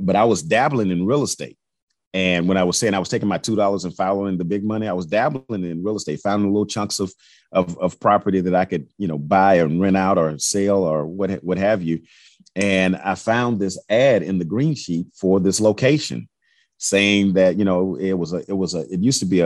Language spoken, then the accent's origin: English; Houston, Texas, United States; I'm from Fifth Ward, but my roots in Third and Fourth Ward I grew up going to church in Fourth Ward